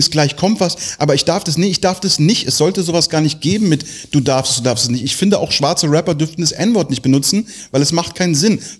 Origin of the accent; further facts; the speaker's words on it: Tel Aviv, Tel Aviv District, Israel; born there; ich bin in Tel Aviv geboren, ich darf das.